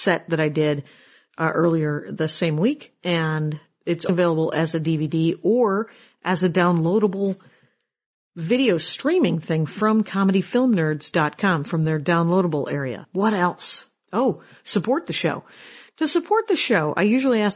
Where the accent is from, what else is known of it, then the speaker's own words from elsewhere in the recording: South Milwaukee, Wisconsin, United States; the food bank in my hometown from South Milwaukee, Wisconsin, where we used to get food when I was very little